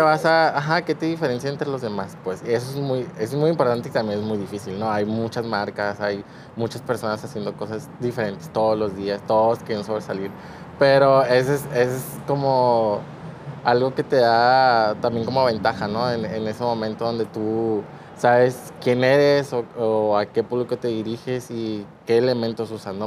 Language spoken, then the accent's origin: Spanish; Culiacán, Sinaloa, Mexico; Tengo 25 años, soy de aquí de Culiacán